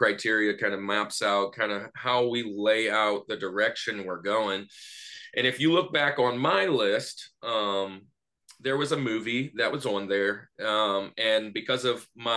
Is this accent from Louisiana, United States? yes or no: yes; Louisiana, United States; now in Atlanta, United States; I live in Atlanta now. I'm from the Louisiana area